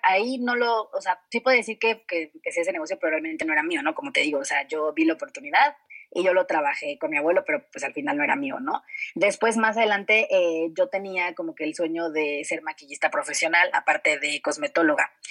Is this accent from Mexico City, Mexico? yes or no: yes; Mexico City, Mexico; moved away as an adult; Yo pues nací y crecí en la Ciudad de México